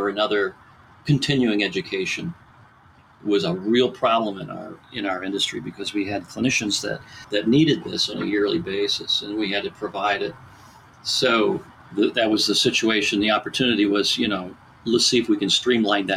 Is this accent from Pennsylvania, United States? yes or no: yes; Pittsburgh, Pennsylvania, United States; I'm from Pittsburgh, Western Pennsylvania